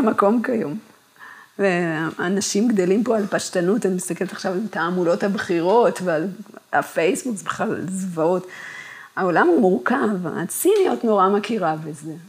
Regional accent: Kibbutz Gan Shmuel, Haifa District, Israel; אני גדלתי במקום שקרה לחיים בו הגשמה

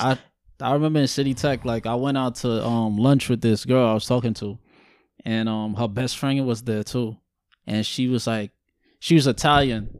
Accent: Guyana; I'm born and raised in Guyana

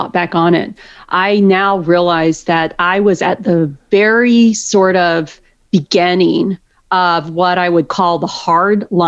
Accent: outside of Waco, Texas, United States; I grew up outside of Waco. So so I'm a Texan pretty much through and through

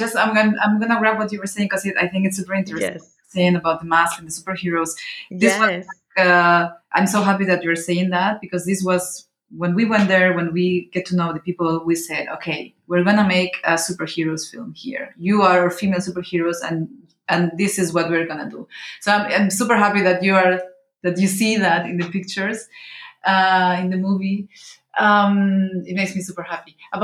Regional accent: Venezuela; born there; also born or lived in Mexico; Well, you know, I was born in Venezuela, and I was living in Mexico, so when I was younger

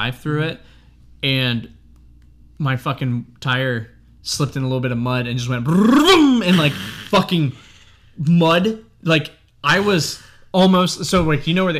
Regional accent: North Carolina, United States; we are from North Carolina

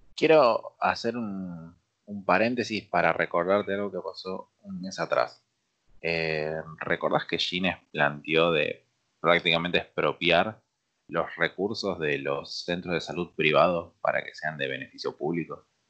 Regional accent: Argentina

